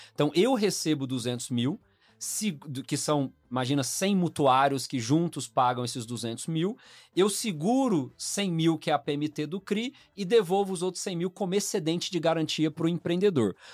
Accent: Goiânia, Goiás, Brazil; now in São Paulo, Brazil; eu sou natural de Goiânia, né? Minha família é toda de lá, mas em dois mil e um eu vim pra São Paulo

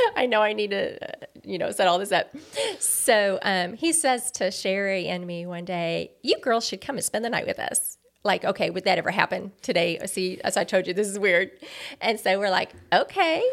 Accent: Greenville, Missouri, United States; also born or lived in Chicago / Indiana; I basically grew up in Greenville, which is a little south of Farmington here.

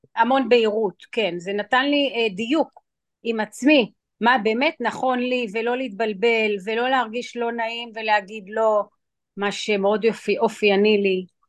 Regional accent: Israel; also born or lived in New York, United States; באתי בישראל וגדלתי גם בישראל וגם בניו יורק, היו לי שתי בתים אה. כי אמא הייתה גרה שם ואבא היה גר בארץ

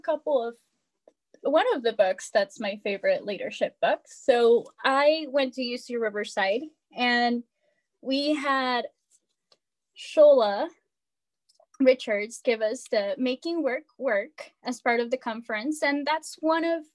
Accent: Ecuador; moved away; I grew up in Ecuador.

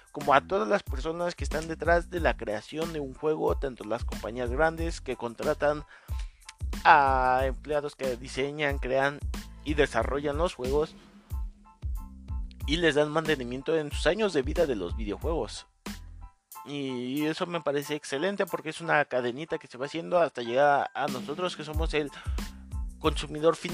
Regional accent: Mexico City, Mexico; Yo me presento … tengo 27 años, soy de la Ciudad de México

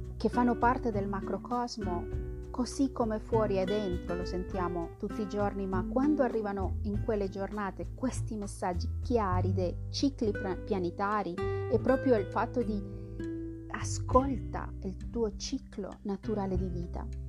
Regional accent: central Colombia, Colombia; moved away; non, vengo esattamente dall'Amazzonia, vengo dal centro della Colombia

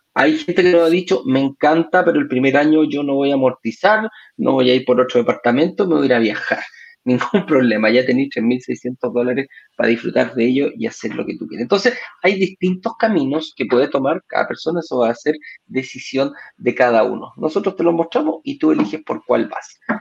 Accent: Chile; now in Mexico; tú me preguntas a mí como chileno

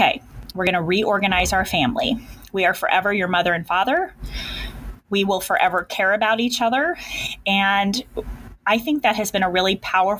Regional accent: Kansas, United States; I'm a Kansas girl. I have been born and bred in Kansas

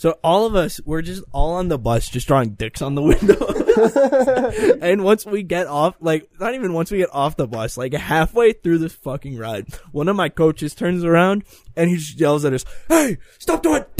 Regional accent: Southeast Pennsylvania, United States; I'm from Northeast Pennsylvania.

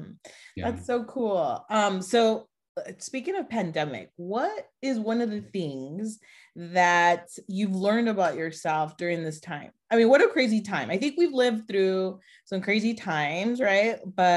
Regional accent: Mexico; born there; I was born in Mexico too.

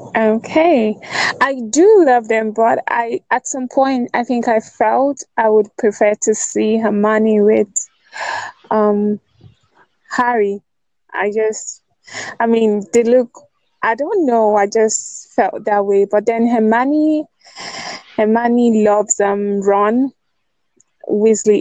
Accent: Nigeria; I'm from Nigeria.

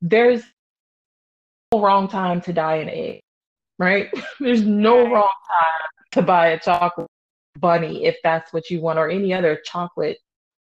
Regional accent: United States; I'm an American

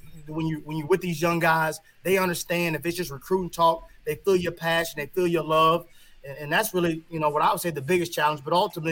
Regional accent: Kansas City, United States; I'm from Kansas City, you know. My dad, my parents were big on education, and they were big on making me do a lot of things as a young child.

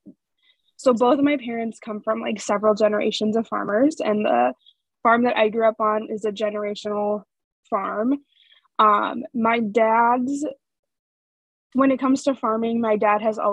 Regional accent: North Dakota, United States; growing up in North Dakota

